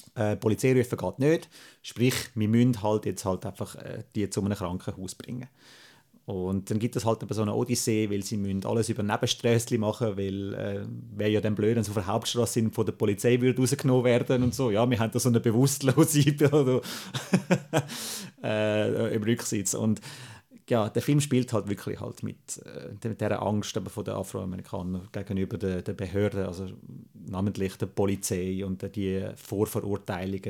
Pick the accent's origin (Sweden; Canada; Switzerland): Switzerland; als Schweizer